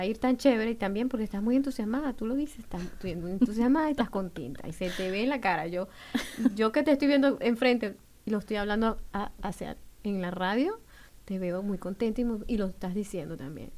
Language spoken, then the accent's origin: Spanish; Venezuela; now in Bloomington, United States; chévere decimos los venezolanos. Soy de Venezuela